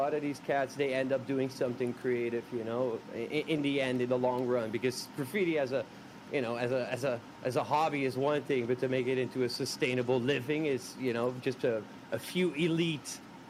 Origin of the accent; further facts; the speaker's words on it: Rotterdam, South Holland, Netherlands; moved away as an adult; now in Shanghai, China; Right now I'm in Shanghai, in China. Hell yeah! And I'm actually from Rotterdam, the Netherlands.